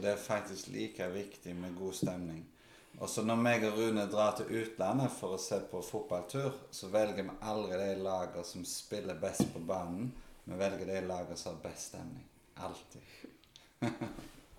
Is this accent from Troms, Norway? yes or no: no; Karmøy, Rogaland, Norway; moved away as an adult; now in Stavanger, Norway; Jeg vokste opp på Karmøy